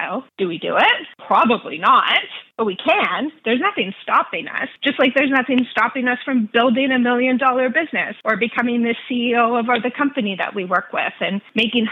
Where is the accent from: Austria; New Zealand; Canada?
Canada; also born or lived in Nashville, Tennessee; I'm Canadian